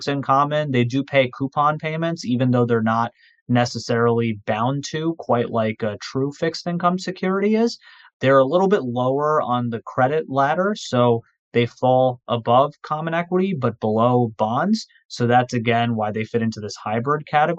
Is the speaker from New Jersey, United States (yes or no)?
yes; Livingston, New Jersey, United States; also born or lived in New York City area; my hometown, I'm from Livingston, New Jersey. So I currently am in the New York City area, but I've been in the tri-state area my entire life